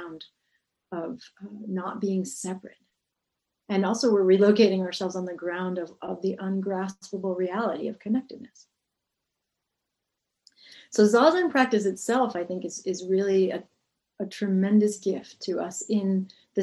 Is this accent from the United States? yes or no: yes; New England, United States; I grew up in New England